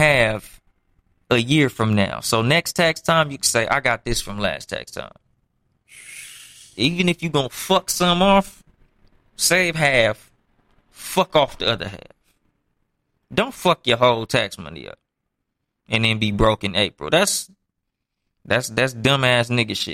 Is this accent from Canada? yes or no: no; Compton, California, United States; from Compton, California